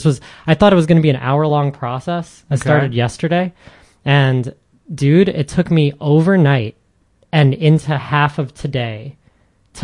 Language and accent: English; New York City, New York, United States; moved away; also born or lived in New Jersey; I'm from Brooklyn